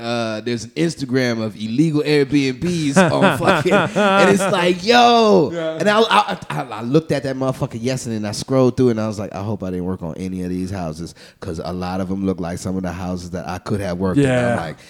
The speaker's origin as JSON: {"language": "English", "town": "New Orleans", "region": "Louisiana", "country": "United States", "moved": "as an adult", "lives_now": "Houston, United States", "said": "I'm a nigga from New Orleans, man."}